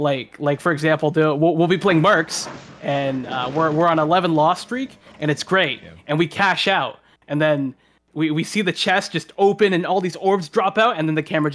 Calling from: Toronto, Ontario, Canada; I'm calling from Toronto, Canada.

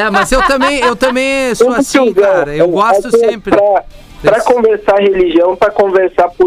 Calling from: Porto Alegre, Rio Grande do Sul, Brazil; Eu sou aqui de Porto Alegre, mais uma vez eu estou escondido aqui para falar.

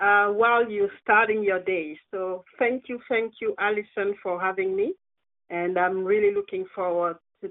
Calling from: Perth, Western Australia, Australia; I'm tuning in from Perth in Australia.

